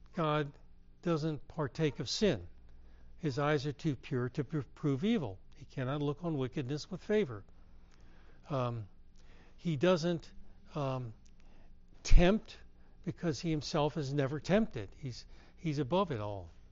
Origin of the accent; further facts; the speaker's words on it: Herndon, Virginia, United States; I grew up in Herndon, Virginia